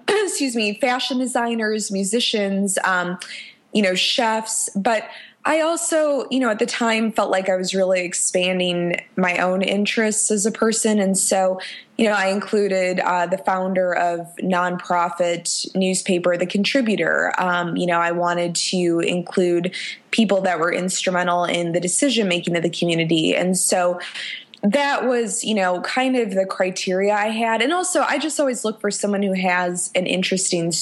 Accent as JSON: {"language": "English", "town": "Chicago", "region": "Illinois", "country": "United States", "tie": "born or raised there", "moved": "as an adult", "lives_now": "Nashville, United States", "said": "I'm from Chicago, which is my, you know, favorite city in the whole world and my hometown"}